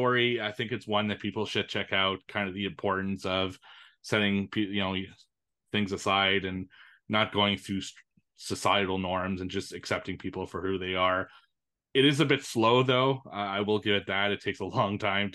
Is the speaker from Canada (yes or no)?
yes; Montreal, Quebec, Canada; going to Montreal, my hometown